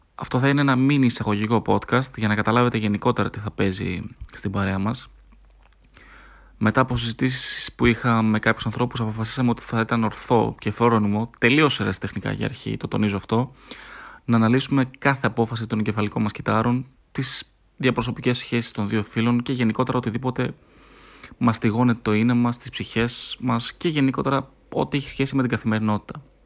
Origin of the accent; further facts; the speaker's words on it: Thessaloniki, Central Macedonia, Greece; είμαι από Θεσσαλονίκη, είμαι 30 χρονών.